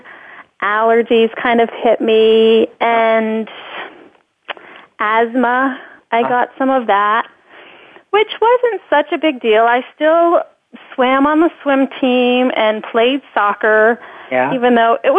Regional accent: Northern Virginia, United States; I grew up in the Northern Virginia area

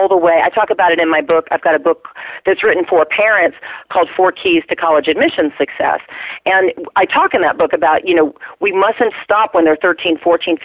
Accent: the farmlands of Virginia, United States; I was raised, by the way, in the farmlands of Virginia

